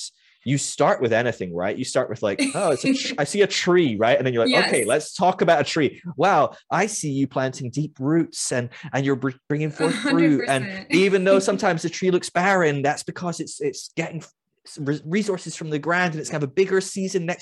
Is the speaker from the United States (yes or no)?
no; United Kingdom; I came in as a Brit who was already like a total ridiculous liberal progressive just because I'm British